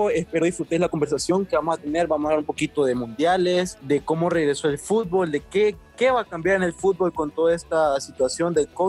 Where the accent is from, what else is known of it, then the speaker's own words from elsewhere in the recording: Tocoa, Colón, Honduras; yo soy de Tocoa, por las personas que no lo sepan. Yo soy de Tocoa, Colombia.